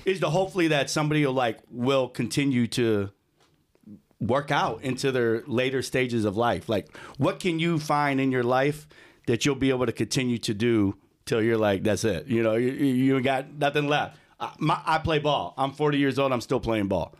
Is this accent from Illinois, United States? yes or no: yes; Lombard, Illinois, United States; also born or lived in Aurora, Illinois; So I grew up in kinda like the Lombard, um, Glenbard area.